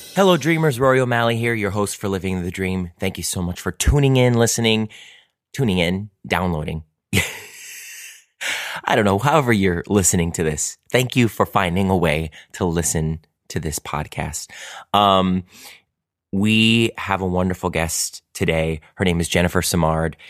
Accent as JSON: {"language": "English", "town": "Cleveland", "region": "Ohio", "country": "United States", "tie": "born or raised there", "said": "I grew up in Cleveland"}